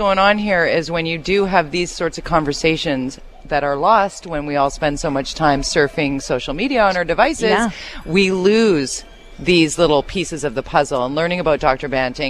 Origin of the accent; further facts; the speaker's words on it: Canada; As a Canadian.